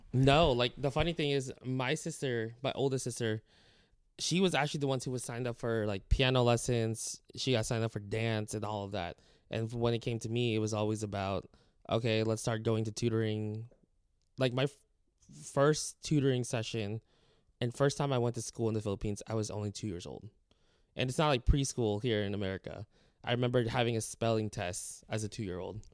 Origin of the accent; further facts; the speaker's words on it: Clovis, California, United States; moved away as an adult; also born or lived in Texas; now in Wharton, Texas, United States; I'm from California